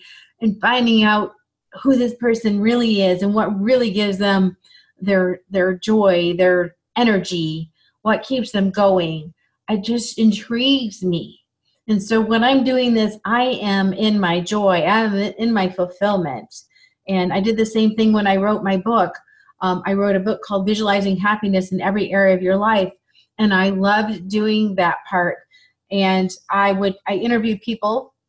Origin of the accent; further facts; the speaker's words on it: Michigan, United States; moved away; also born or lived in Chicago; I grew up in Michigan